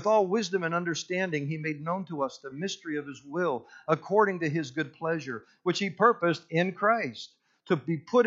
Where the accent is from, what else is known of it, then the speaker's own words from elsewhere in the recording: Punxsutawney, Pennsylvania, United States; I grew up in Punxsutawney, Pennsylvania, home of the groundhog, Groundhog Day, all